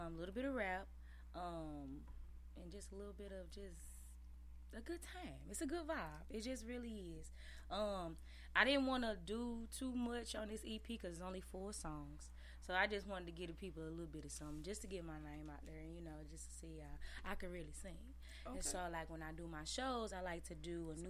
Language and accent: English; East St. Louis, Illinois, United States; accent: a little country; I'm born and raised in East St. Louis